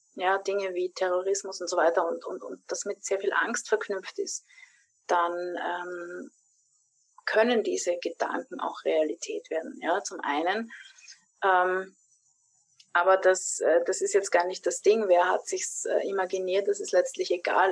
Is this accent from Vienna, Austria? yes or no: yes; Vienna, Austria; meiner Heimatstadt in Wien